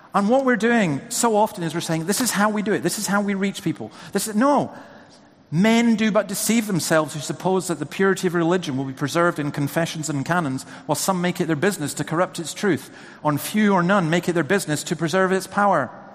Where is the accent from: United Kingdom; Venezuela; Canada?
United Kingdom; Scotland; who's been born and bred in Scotland, lived there virtually all my life